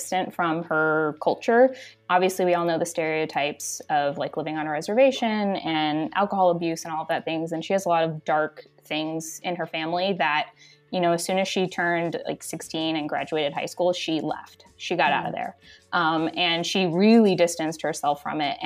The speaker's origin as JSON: {"language": "English", "town": "Shawnee", "region": "Kansas", "country": "United States", "tie": "born or raised there", "also_born_or_lived": "San Jose, California", "moved": "yes", "said": "I'm from Shawnee, Kansas, but I was actually born in San Jose, California. So woohoo, Bay Area."}